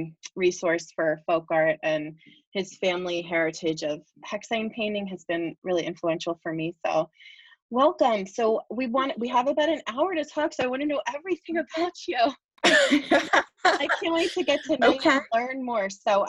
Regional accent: Bristol, Pennsylvania, United States; I actually grew up in Bristol in Bucks County. I'm not from Bucks County at all. And I grew up, my mom's actually from Boyertown, and we moved here about 6 years ago.

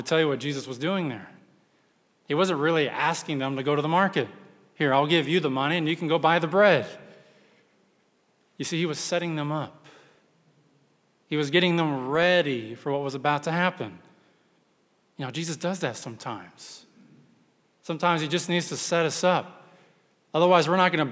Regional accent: Texas, United States; I'm from Texas

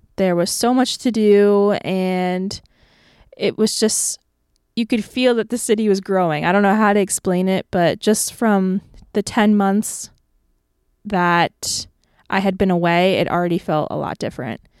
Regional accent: Tampa, Florida, United States; born or raised there; moved away as an adult; now in Nashville, United States

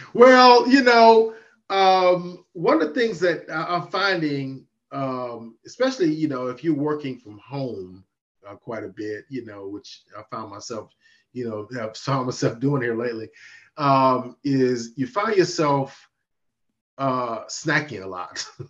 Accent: Mississippi, United States; now in Virginia, United States; my home state of Mississippi

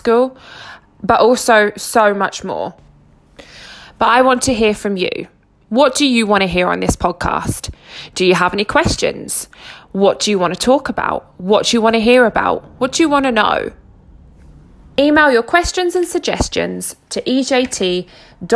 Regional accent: Harwich, East of England, United Kingdom; moved away as an adult; also born or lived in Scotland; now in Elgin, United Kingdom; I grew up in Essex, a small seaside town called Harwich, and I lived there till I was 17

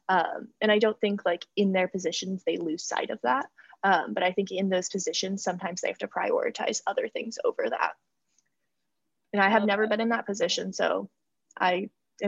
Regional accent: New York, United States; I'm from New York State

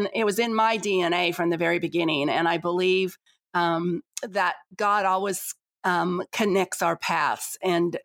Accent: Las Vegas, Nevada, United States; moved away as an adult; also born or lived in Tulsa, Oklahoma; I came from Las Vegas, Nevada, Sin City

